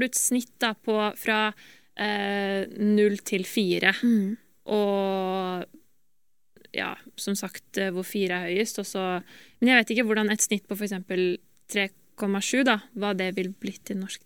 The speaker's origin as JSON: {"language": "Norwegian", "country": "Norway", "also_born_or_lived": "United States", "moved": "as an adult", "said": "jeg er jo norsk"}